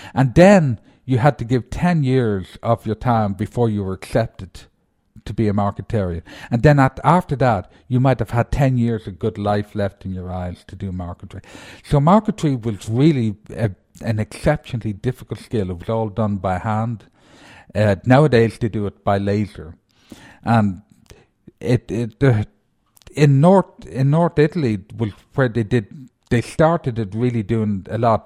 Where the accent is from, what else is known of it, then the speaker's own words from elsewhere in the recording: Ireland; moved away; being Irish